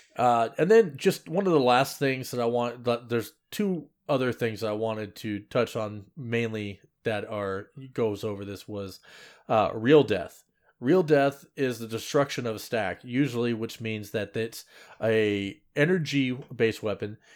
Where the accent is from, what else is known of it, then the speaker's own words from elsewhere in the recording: Seattle, Washington, United States; I'm from Seattle, as in, like, the airport area